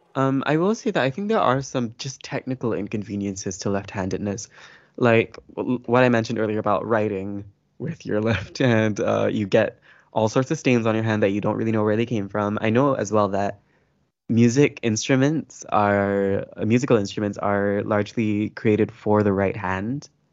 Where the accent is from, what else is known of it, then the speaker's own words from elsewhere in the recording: Malaysia; I am a Malay person